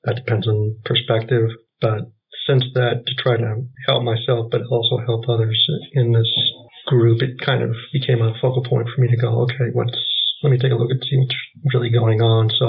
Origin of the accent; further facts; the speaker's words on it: West Central Wisconsin, United States; So I am from West Central Wisconsin.